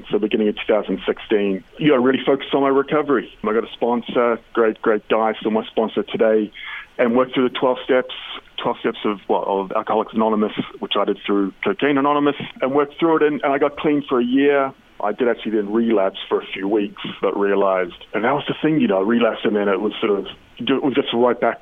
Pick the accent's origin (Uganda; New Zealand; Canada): New Zealand; I'm obviously from New Zealand